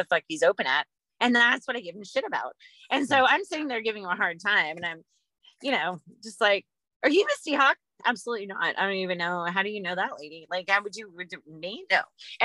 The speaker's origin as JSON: {"language": "English", "region": "the South", "country": "United States", "moved": "yes", "said": "I'm from the South"}